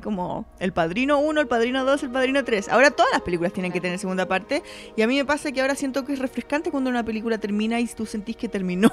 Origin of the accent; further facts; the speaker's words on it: Concepción, Biobío, Chile; Yo estudiaba en el colegio francés en Conce